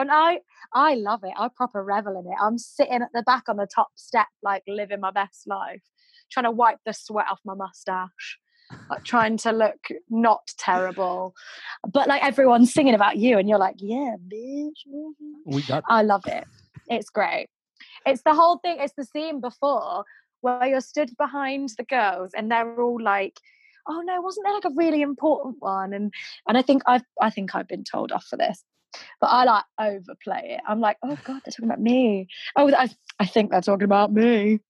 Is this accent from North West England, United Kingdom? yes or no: yes; Manchester, North West England, United Kingdom; accent: northern; now in London, United Kingdom; Because I am northern, but you can't, like, I'm from Manchester, which is in the north of England, if you don't know.